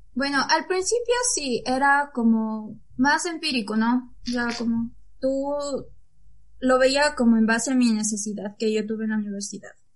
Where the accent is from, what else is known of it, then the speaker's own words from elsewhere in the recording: Ecuador; la situación en mi país es muy difícil conseguir un trabajo